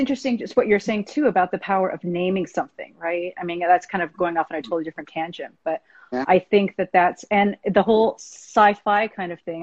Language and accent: English; United States; I'm Asian American